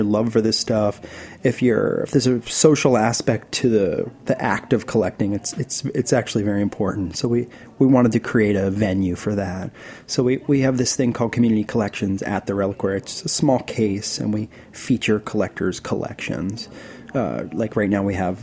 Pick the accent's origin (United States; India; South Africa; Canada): United States; Philadelphia, Pennsylvania; I come from Philadelphia